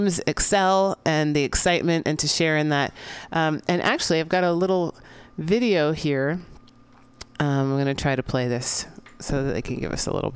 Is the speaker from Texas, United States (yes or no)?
no; San Francisco, California, United States; my hometown of San Francisco